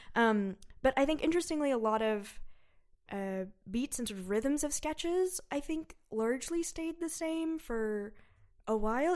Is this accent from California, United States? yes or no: yes; suburb of San Francisco, California, United States; moved away; I'm from a suburb of San Francisco.